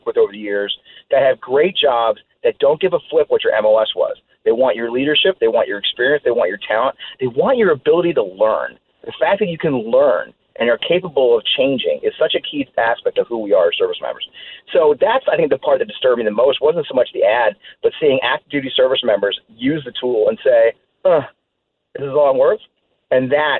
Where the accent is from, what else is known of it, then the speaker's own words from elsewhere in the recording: Kirkwood, Missouri, United States; moved away; I'm from Kirkwood, Missouri